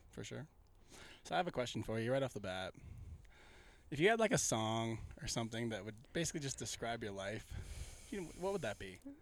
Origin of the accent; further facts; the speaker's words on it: Midwest, United States; I say I'm from the Midwest